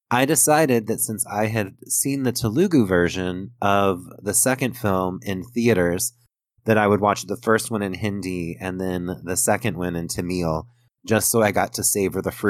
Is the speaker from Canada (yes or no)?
no; United States